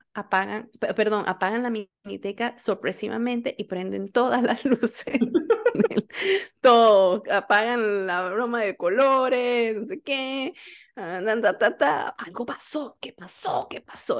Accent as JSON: {"language": "Spanish", "town": "San Cristóbal", "region": "Táchira", "country": "Venezuela", "also_born_or_lived": "Barquisimeto", "said": "yo salí de San Cristóbal, las pasantías las hice en Barquisimeto"}